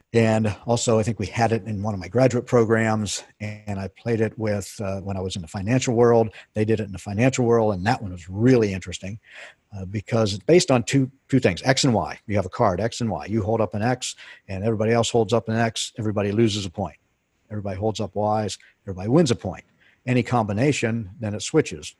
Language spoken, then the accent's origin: English; Pennsylvania, United States; moved away as an adult; I grew up in Pennsylvania